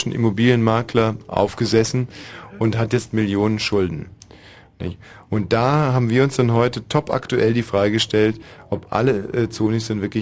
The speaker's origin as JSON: {"language": "German", "town": "Guben", "region": "Brandenburg", "country": "Germany", "said": "Guben, habe ich ja schon gesagt. Aus Kuben."}